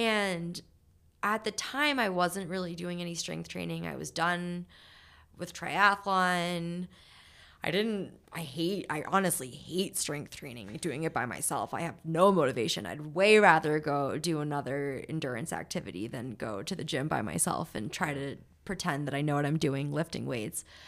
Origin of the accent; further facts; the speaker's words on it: New Hampshire, United States; I'm from New Hampshire, and my family went to Vermont every weekend to ski